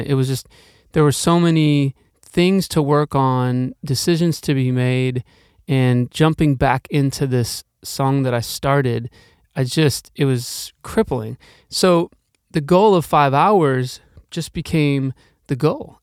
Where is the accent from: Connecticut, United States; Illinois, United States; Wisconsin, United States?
Wisconsin, United States; Milwaukee; also born or lived in Norfolk, Virginia